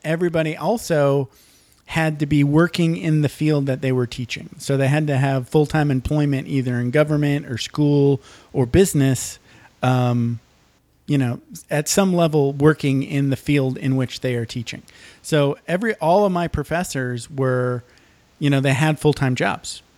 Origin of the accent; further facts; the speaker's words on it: Michigan, United States; I grew up in Michigan